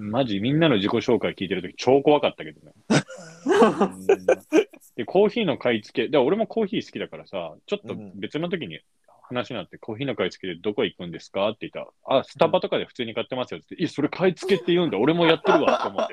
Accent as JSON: {"language": "Japanese", "region": "Saitama", "country": "Japan", "tie": "born or raised there", "said": "埼玉出身"}